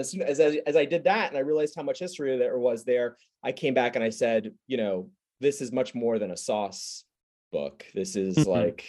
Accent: New York, United States; also born or lived in Queens; you know, I'm a native New Yorker, but I was born in Queens, and I spent a good portion of my childhood on Long Island, and then, you know, my adult life in New York City proper.

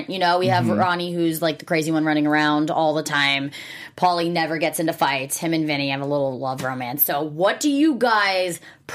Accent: New Jersey, United States; I'm from Jersey

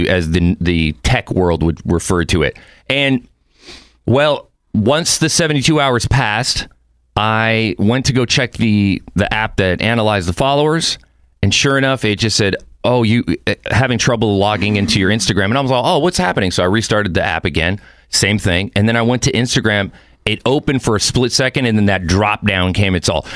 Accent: Mexico City, Mexico; born there; I have dual citizenship, meaning... I was born in Mexico City, but my mom was from San Fernando here in California.

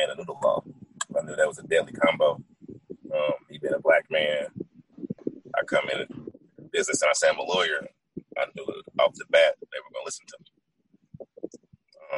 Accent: Oklahoma City, Oklahoma, United States; also born or lived in Louisiana; I'm from Oklahoma City, Oklahoma, originally

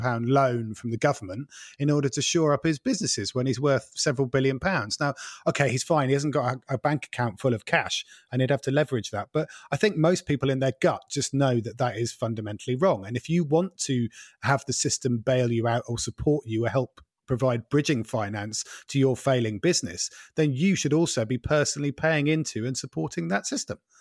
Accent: East Anglia, East of England, United Kingdom; growing up in East Anglia in the, in the, like, late eighties

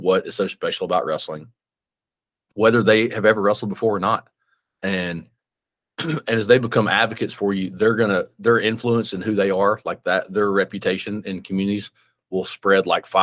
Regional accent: Birmingham, Alabama, United States; moved away; I live in my hometown or whatever now, right? I moved back to my hometown. I'm from Birmingham

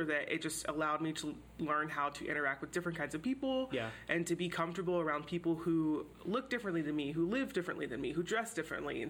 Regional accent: Houston, Texas, United States; moved away; I grew up in Houston, which is a super diverse city. It's definitely the most diverse city in Texas

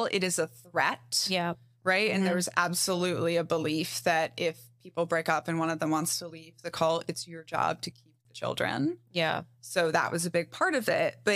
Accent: Brazil; also born or lived in Mexico; I grew up in Brazil and Mexico

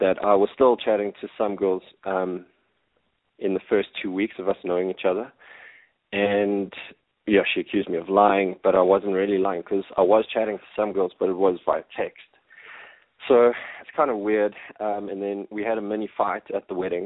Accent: Johannesburg, Gauteng, South Africa; I'm from Johannesburg in South Africa, and I'm 31

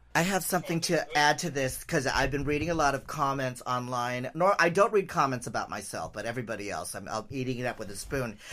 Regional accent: San Francisco, California, United States; I grew up in San Francisco, uh, you know, in the seventies and eighties

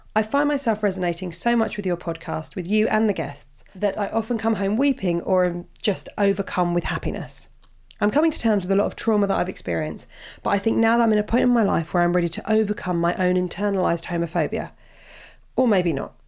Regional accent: Portsmouth, South East England, United Kingdom; I'm from Portsmouth

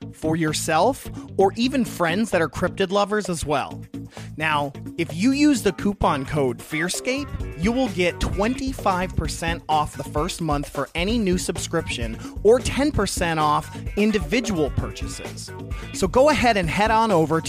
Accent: Kentucky, United States; moved away as an adult; now in Phoenix, United States; we're from Kentucky. I mean, I live out in Arizona now since October

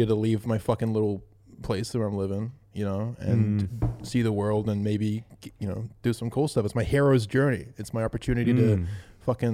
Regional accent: New Zealand; growing up in New Zealand

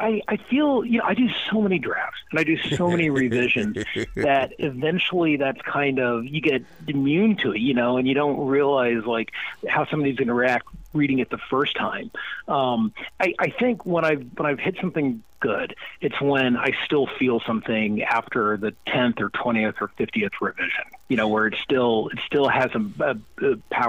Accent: Panama; born there; I'm mixed. I was born in Panama. Half my family's still there. My dad was from America, and we, you know, traveled all around when I was growing up.

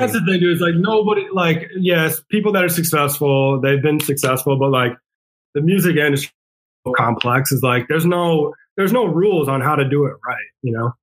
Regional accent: Rhode Island, United States; now in San Antonio, United States; I grew up in Rhode Island

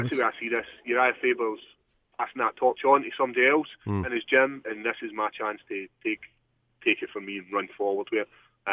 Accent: Scotland, United Kingdom; born or raised there

